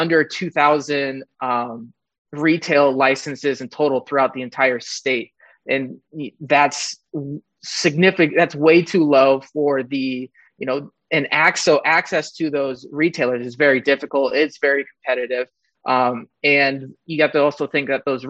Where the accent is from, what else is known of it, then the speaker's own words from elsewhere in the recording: Mendocino County, California, United States; I'm born and raised in Mendocino County